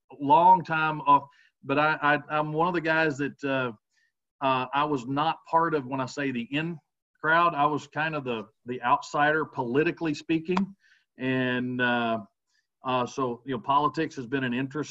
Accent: Grand Prairie, Texas, United States; I was born and raised here in Grand Prairie, grew up just up from Cottonwood Park

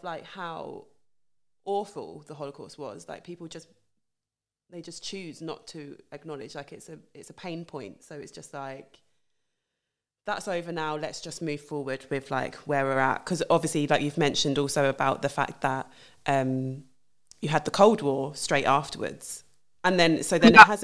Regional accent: United Kingdom; I'm from the UK, I'm British

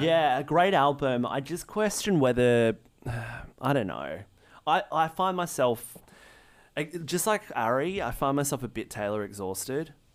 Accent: Australia; as an Australian

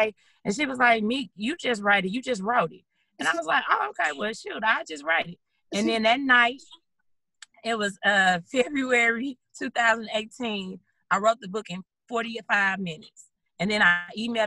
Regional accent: St. Louis, Missouri, United States; moved away as an adult; now in Dallas, United States; I'm originally from St. Louis. That's where I'm born and raised

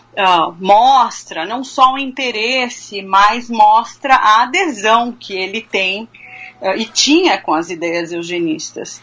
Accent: Brazil; moved away as an adult; now in Kentucky, United States; a gente vive no Brasil

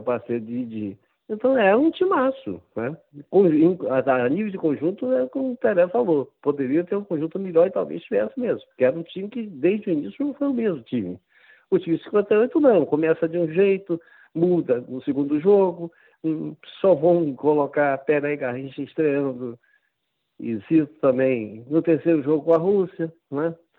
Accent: Campos dos Goytacazes, Rio de Janeiro, Brazil; born or raised there

